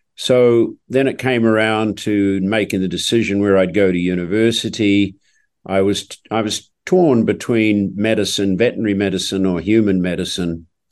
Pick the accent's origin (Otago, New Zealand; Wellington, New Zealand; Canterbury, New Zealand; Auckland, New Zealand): Otago, New Zealand; Oamaru; moved away; I was born and raised in New Zealand in a small town called Omaru, uh, down in the South Island of New Zealand